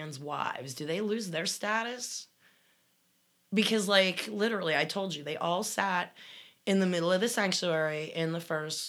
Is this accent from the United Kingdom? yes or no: no; Canada; Love your show. I'm from Canada.